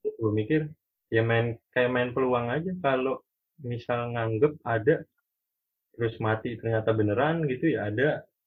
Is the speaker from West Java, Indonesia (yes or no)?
yes; Bogor, West Java, Indonesia; moved away; also born or lived in Bandung; gua juga dari kecil di Bogor